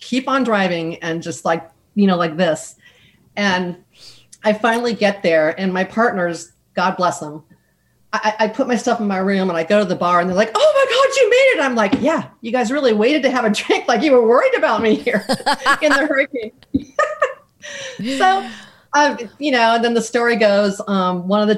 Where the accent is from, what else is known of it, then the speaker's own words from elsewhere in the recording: United States; I'm American